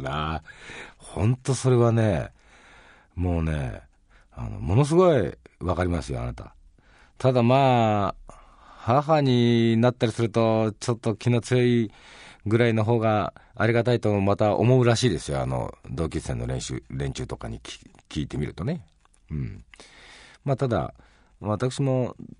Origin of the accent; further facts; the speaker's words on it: Hiroshima, Japan; 広島出身ですけど、大阪のお好み焼きも大好きなんですね